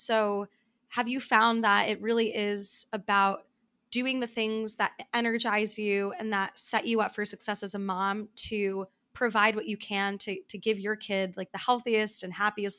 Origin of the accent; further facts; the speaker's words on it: New York, United States; So as someone who also lives in New York and has been here for some time